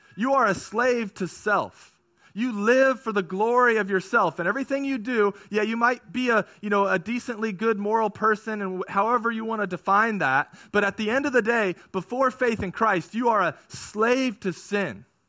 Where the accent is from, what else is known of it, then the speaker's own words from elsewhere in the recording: California, United States; I grew up in California